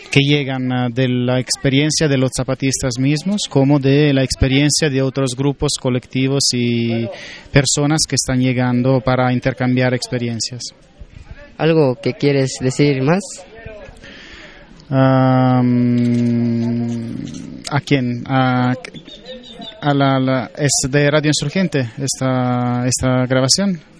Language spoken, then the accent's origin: Spanish; Italy; Spanish is a second language; De Italia.